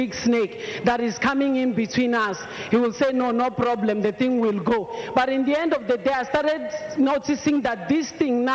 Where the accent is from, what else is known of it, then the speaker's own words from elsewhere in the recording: Mozambique; now in South Africa; I'm originally from Mozambique, but I live in South Africa.